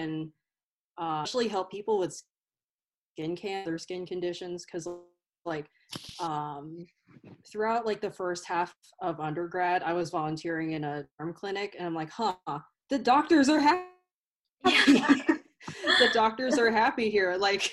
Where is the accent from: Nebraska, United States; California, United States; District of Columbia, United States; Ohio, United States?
Ohio, United States; an hour from Dayton; Dayton, Ohio, which is like an hour away from my hometown.